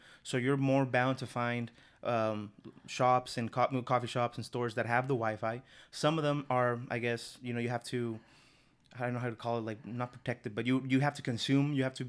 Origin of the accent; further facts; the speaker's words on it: North, Mexico; So, in Mexico, so I'm, like, from the north of the city, or from the country, rather.